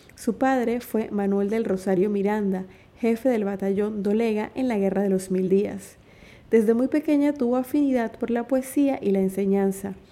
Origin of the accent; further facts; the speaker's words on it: Chiriquí, Panama; mi tierra Chiriquí